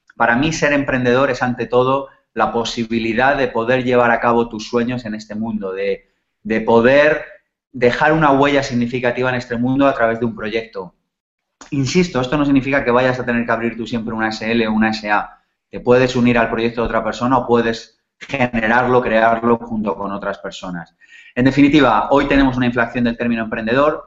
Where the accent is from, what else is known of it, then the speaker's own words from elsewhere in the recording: Spain; nacimos en España en los 70 y en los 80